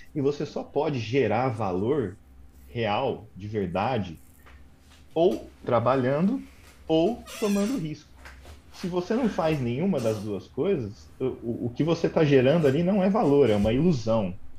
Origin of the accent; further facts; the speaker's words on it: Brazil; now in London, United Kingdom; eu saí do Brasil, vim aqui para a Inglaterra, trabalho aqui